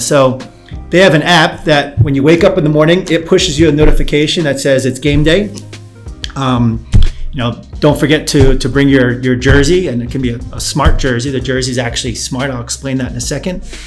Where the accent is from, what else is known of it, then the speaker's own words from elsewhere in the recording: New York, United States; moved away as an adult; also born or lived in Australia; now in Poland; I am from New York